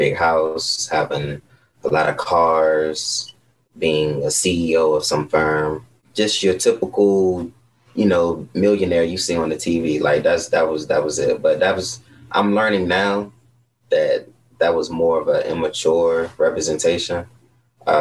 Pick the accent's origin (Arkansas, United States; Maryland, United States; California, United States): Maryland, United States; Upper Marlboro; also born or lived in North Carolina; I'm from Maryland, Upper Marlboro. I am 29. I've been here all my life, born and raised